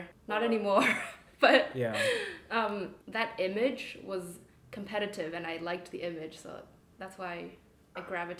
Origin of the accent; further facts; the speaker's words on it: Hong Kong; moved away; So I come from Hong Kong